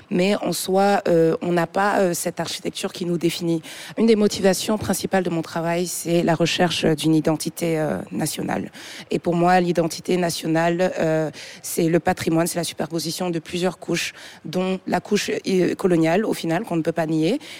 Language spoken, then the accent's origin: French; Togo; also born or lived in Senegal / Montreal; J'ai grandi au Togo et je suis arrivée au Sénégal en 2017, d'où je suis originaire.